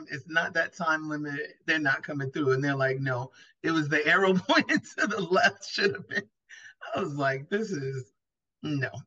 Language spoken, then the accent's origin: English; New York City, New York, United States; also born or lived in Los Angeles; I'm from Brooklyn, but I moved to LA and then I was moving back.